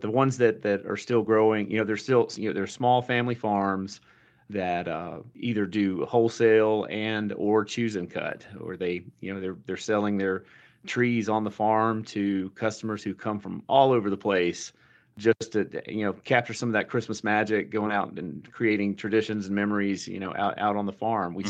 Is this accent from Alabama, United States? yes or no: yes; Alabama, United States; moved away; also born or lived in Paraguay; I'm a I'm a dude from Alabama who speaks Spanish with an Argentine accent